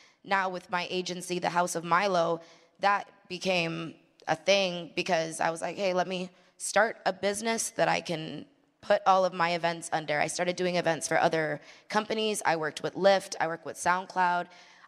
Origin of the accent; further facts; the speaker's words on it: Mississauga, Ontario, Canada; there aren't many female DJs in Toronto. That's where I'm from. I'm from Toronto. Well, Mississauga, specifically.